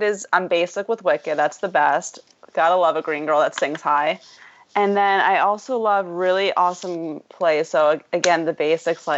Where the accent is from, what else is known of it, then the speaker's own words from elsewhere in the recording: Long Island, New York, United States; I grew up on Long Island, which is just a short turn right into the city